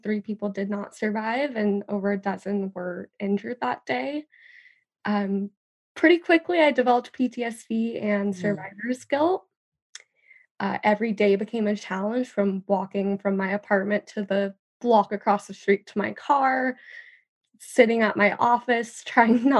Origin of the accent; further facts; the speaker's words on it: California, United States; my hometown was ravaged by the California wildfires